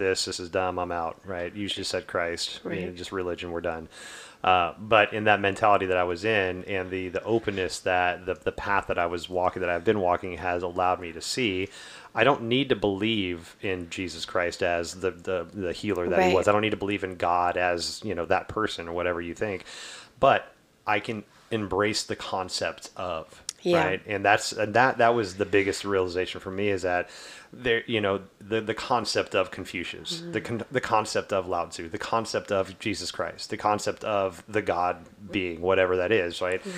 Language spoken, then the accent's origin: English; the South, United States; growing up in the South